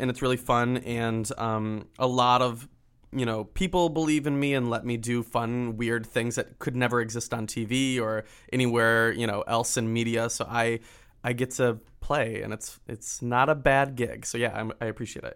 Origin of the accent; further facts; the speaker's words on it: Michigan, United States; I'm from Michigan